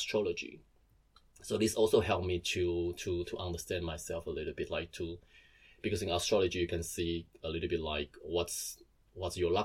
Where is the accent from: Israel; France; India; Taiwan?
Taiwan; now in Germany; I'm from Taiwan and I moved here.